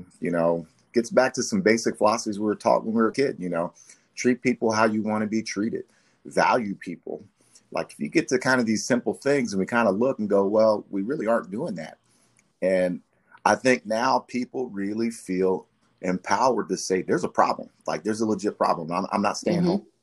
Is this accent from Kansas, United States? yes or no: yes; Wichita, Kansas, United States; I grew up, I'm originally from Wichita, Kansas.